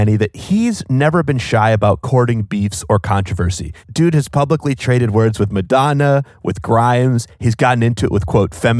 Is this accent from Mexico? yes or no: no; Wales, United Kingdom; born there; As our regular listeners know, although you cannot hear it in my accent, I'm Welsh. I was born in Wales and partially raised there.